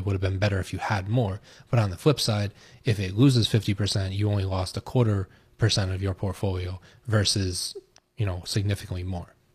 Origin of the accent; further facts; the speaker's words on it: United States; I'm American